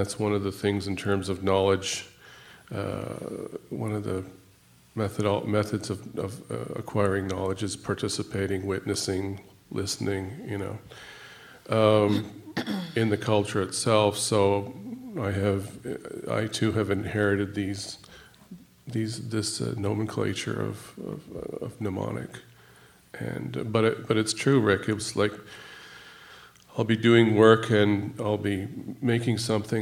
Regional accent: Six Nations, Ontario, Canada; now in Toronto, Canada; where I grew up on Six Nations

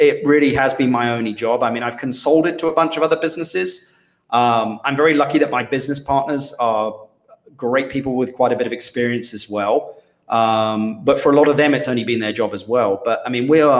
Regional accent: London, United Kingdom; moved away as an adult; also born or lived in Minnesota; now in Costa Rica; I was from London

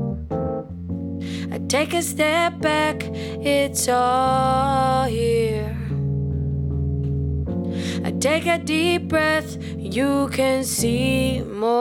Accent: Austin, Texas, United States; I was born and raised in Austin

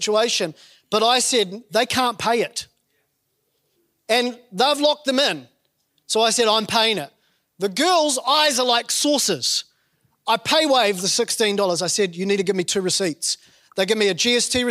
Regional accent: New Zealand; growing up in New Zealand

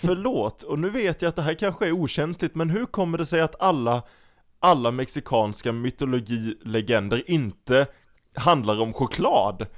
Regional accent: Sweden; jag är typiskt svensk

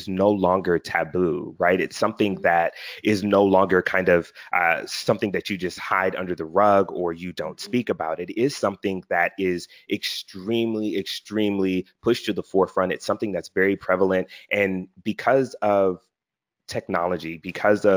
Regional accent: Philadelphia, Pennsylvania, United States; I'm from Philly

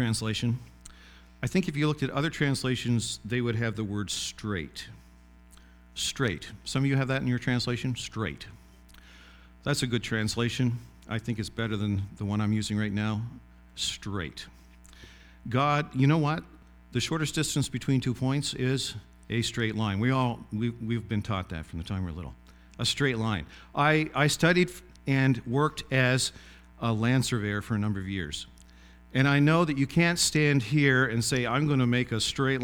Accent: Glenwood, Nova Scotia, Canada; moved away; my hometown, which was a village of about 50 people called Glenwood

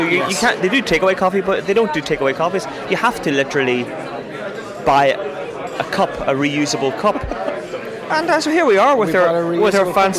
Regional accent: Mexico; English is a second language; I am a photographer from Mexico. You probably can't tell from my accent, but I am completely and utterly Mexican.

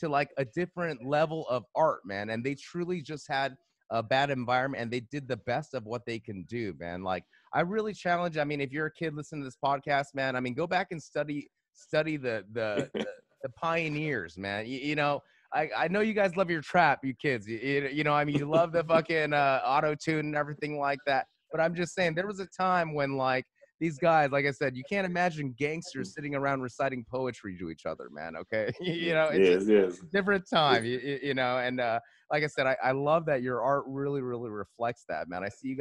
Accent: United States; as an American

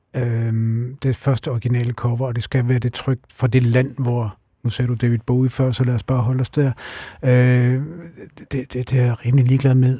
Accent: Randers, Central Denmark Region, Denmark; Randers, hvor jeg kommer fra

